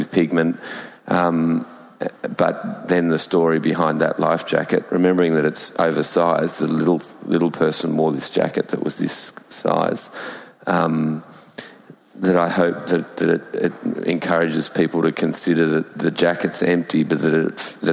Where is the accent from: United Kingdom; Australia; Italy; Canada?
Australia; as an Australian